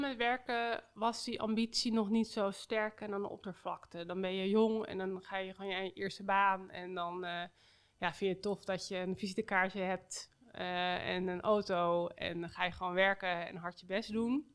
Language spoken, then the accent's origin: Dutch; Amsterdam, North Holland, Netherlands; ik niet als Amsterdammer